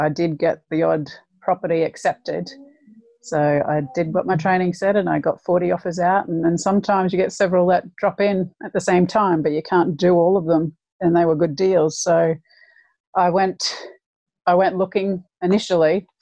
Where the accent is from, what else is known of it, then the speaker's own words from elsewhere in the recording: Brisbane, Queensland, Australia; moved away as an adult; now in Lancashire, United Kingdom; I'm from Brisbane and the weather's perfect pretty much year round.